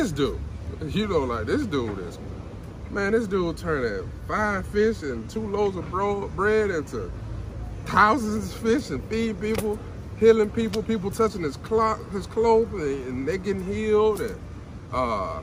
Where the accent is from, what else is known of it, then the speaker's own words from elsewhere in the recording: Alabama, United States; I grew up in Alabama